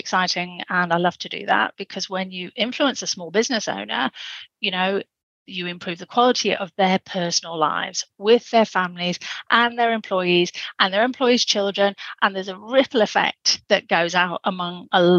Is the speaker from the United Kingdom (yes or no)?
yes; England, United Kingdom; accent: Pommy; my Pommy accent